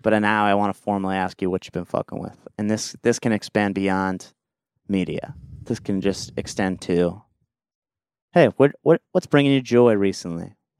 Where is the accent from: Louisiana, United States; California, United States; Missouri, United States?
California, United States; Huntington Beach; moved away as an adult; now in Los Angeles, United States; my hometown